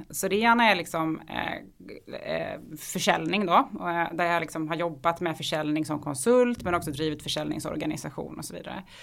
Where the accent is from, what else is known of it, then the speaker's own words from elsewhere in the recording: Halmstad, Halland County, Sweden; accent: Halmstad dialect; Jag kommer ifrån Halmstad, så det är den dialekten jag bryter på.